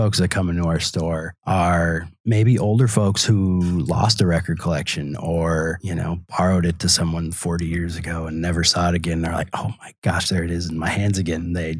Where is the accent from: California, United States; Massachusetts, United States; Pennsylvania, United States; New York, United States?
California, United States; now in Door County, United States; I mean, we're two schlubs from California, for all anybody knows